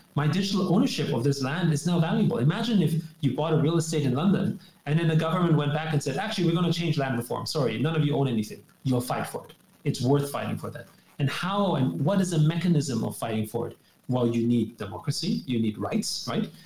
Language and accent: English; Austria; I grew up in Austria